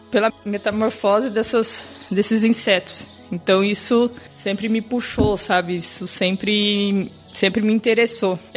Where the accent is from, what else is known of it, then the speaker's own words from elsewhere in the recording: Mato Grosso do Sul, Brazil; now in Bahia, Brazil; Bom, eu sou natural do Mato Grosso do Sul. Eu formei na Universidade Estadual do meu estado, é, vim parar aqui na Bahia